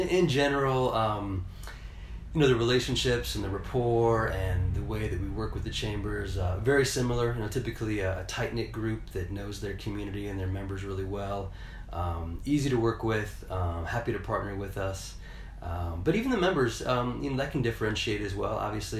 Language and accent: English; Indiana, United States; also born or lived in Florida; we moved here from Florida, actually. Grew up in the region outside of Chicago. My wife's from Ohio. Indiana's home, but we've kind of lived all over the place over the last 15 years.